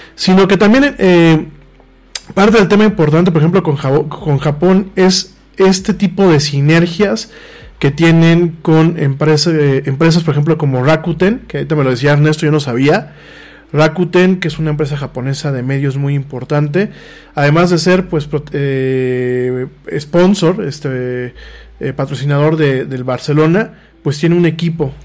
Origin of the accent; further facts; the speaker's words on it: Mexico; nos estamos como mexicanos alejando mucho de la realidad contemporánea